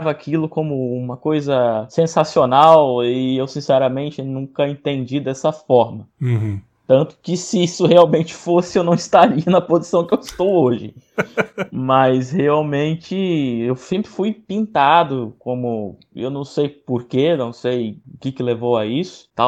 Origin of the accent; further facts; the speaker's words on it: Cachoeiro de Itapemirim, Espírito Santo, Brazil; mas eu sou nascido e criado em Cachoeira da Mirim e vivi toda a minha vida